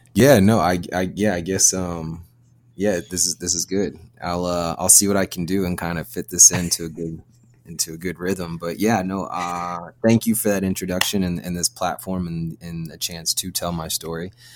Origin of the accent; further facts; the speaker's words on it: Virginia, United States; moved away as an adult; I'm from Virginia, born and raised in Virginia